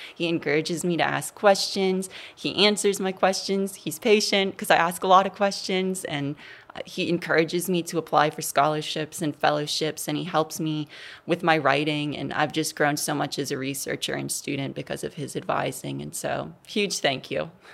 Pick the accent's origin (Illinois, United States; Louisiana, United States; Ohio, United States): Louisiana, United States; New Orleans; growing up in New Orleans, I went to public schools there